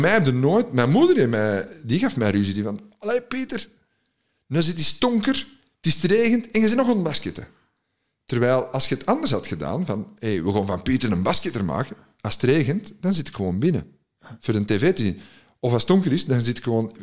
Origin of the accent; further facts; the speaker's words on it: Antwerp, Flanders, Belgium; als Antwerpenaar in Gent